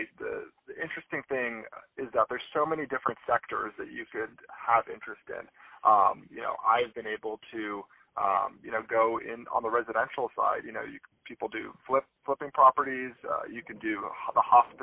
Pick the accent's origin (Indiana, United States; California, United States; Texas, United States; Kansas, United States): California, United States; Palm Springs; moved away as an adult; I'm based in Palm Springs, California, and that's where I do the majority of my deals and business dealings. And I started off, I was born and raised out here